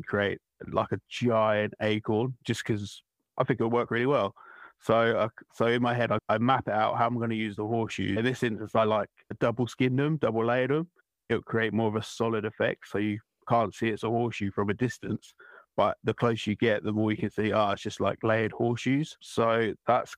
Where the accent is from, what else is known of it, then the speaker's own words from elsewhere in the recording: Essex, East of England, United Kingdom; I'm from Essex in England, in the UK, and I do metal art